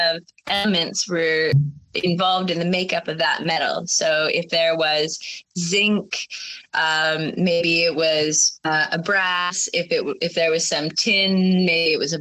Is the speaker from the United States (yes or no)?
no; Canada; moved away as an adult; also born or lived in Sheffield; growing up in Canada